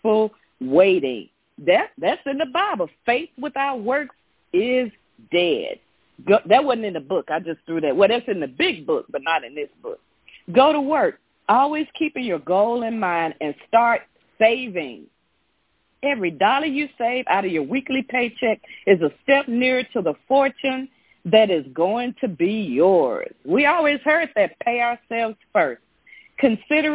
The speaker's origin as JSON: {"language": "English", "town": "Memphis", "region": "Tennessee", "country": "United States", "said": "I'm from Memphis, Tennessee"}